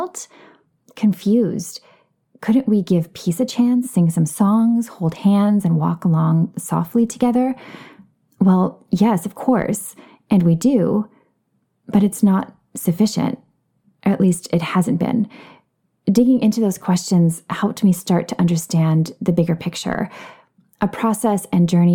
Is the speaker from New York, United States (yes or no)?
no; Minneapolis, Minnesota, United States; now in Los Angeles, United States; I grew up in the Minneapolis area, and I still consider it home.